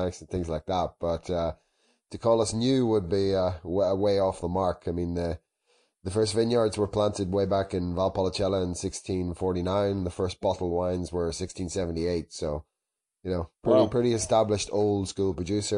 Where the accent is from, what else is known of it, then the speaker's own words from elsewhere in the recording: Ireland; moved away as an adult; now in Italy; I'm Irish originally